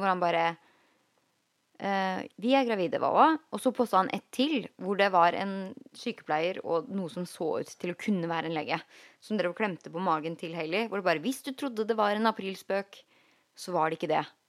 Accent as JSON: {"language": "Norwegian", "country": "Norway", "moved": "as an adult", "lives_now": "Los Angeles, United States"}